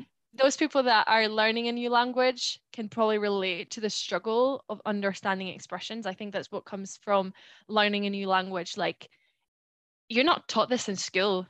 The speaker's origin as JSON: {"language": "English", "country": "Spain", "tie": "born or raised there", "first_language": "Spanish", "second_language": "English", "moved": "yes", "lives_now": "United Kingdom", "said": "growing up in Spain, how I've been surrounded by Spanish people, the type of person that I am there, the type of person that I am here in the UK"}